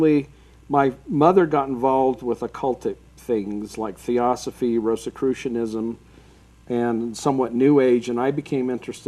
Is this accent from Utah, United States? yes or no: yes; Salt Lake City, Utah, United States; I was raised right here in Salt Lake